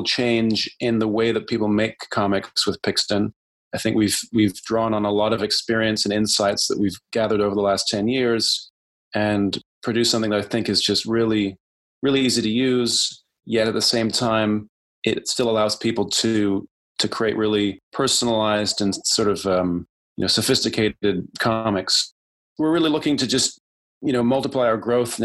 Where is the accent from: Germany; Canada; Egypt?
Canada; Ontario; moved away as an adult; also born or lived in Vancouver; now in Vancouver Island, Canada; I grew up in Ontario.